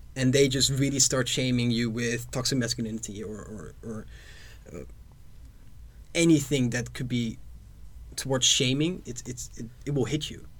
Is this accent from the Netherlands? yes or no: yes; Netherlands; I am from the Netherlands